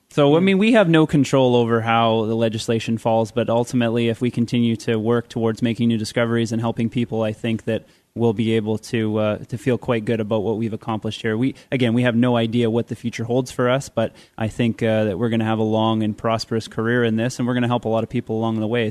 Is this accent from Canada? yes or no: yes; Canada; I'm a Canadian